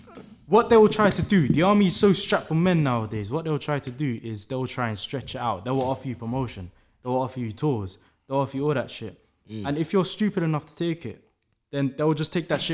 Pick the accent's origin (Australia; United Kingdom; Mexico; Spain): United Kingdom; London; So obviously, you can tell from my accent, I grew up in London.